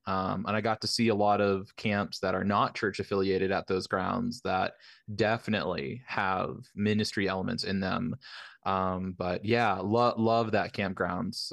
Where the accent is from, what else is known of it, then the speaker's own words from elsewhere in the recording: the Bible Belt, United States; I grew up in the Bible Belt, very very conservative areas